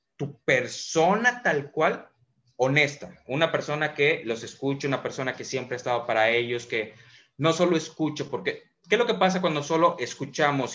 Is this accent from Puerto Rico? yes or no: no; Mérida, Yucatán, Mexico; Soy de Mérida, Yucatán, 30 años, emprendedor